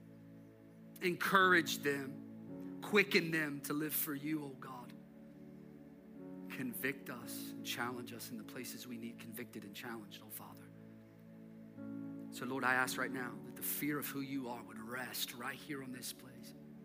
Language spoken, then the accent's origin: English; United States; we as American Christians